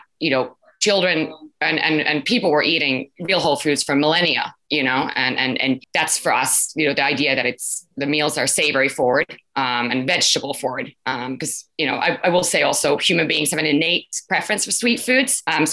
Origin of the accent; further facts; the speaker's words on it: Finland; now in United States; I am originally from Finland